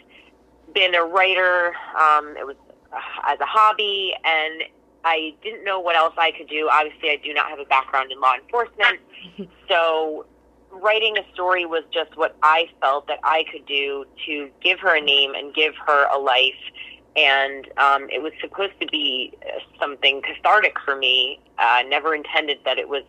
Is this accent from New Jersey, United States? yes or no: yes; Blairstown, New Jersey, United States; I grew up in Blairstown